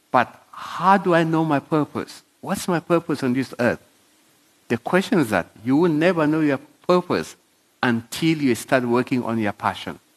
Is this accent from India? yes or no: no; South Africa; I'm an African in African. I'm South African. I have documentation like everybody else.